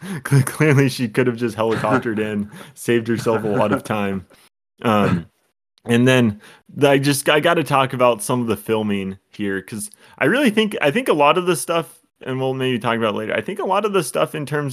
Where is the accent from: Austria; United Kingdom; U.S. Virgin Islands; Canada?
United Kingdom; Scotland; That's my personality, in addition to being Scottish.